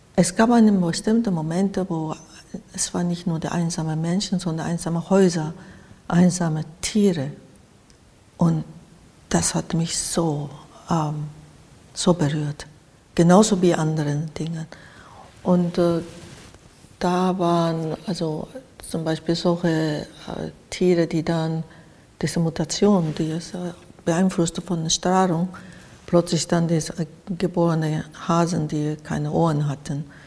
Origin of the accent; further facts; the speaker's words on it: Japan; German is a second language; moved away as an adult; also born or lived in Spain / Switzerland / Cologne, Germany; now in Berlin, Germany; ich komme sowieso aus dem Land, wo diese Katastrophen ähm, alltäglich da waren